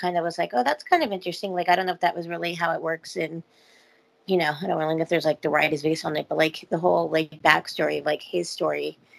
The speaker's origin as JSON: {"language": "English", "town": "Simi Valley", "region": "California", "country": "United States", "tie": "born or raised there", "moved": "yes", "said": "my hometown of Simi Valley"}